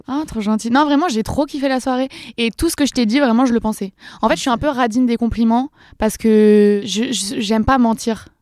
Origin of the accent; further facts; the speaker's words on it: Dreux, Centre-Val de Loire, France; moved away; also born or lived in Valence; j'ai grandi à Dreux, personne connaît, c'est dans l'Eure-et-Loire, 28.